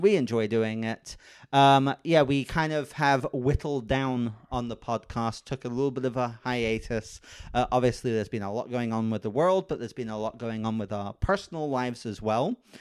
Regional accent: United Kingdom; moved away as an adult; now in Los Angeles, United States; I'm British

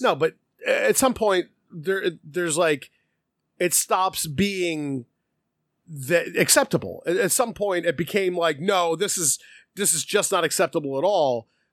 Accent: United States; us as Americans

